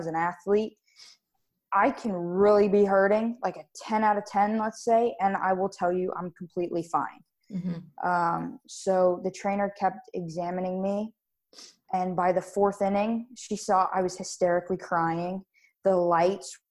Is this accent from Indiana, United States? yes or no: no; Wellington, Florida, United States; also born or lived in Davie, Florida; I was born in Davie, Florida, and I moved to Wellington, Florida, and I've been here ever since.